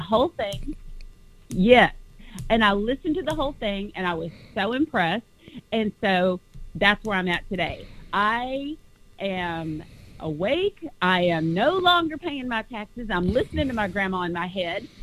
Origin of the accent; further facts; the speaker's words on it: Dallas, Texas, United States; also born or lived in California; now in Huntington Beach, United States; I actually was born here. I was raised in Texas, but I was born here in California